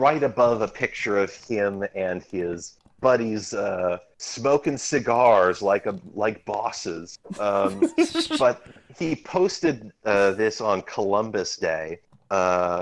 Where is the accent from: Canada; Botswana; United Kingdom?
Canada; I'm Canadian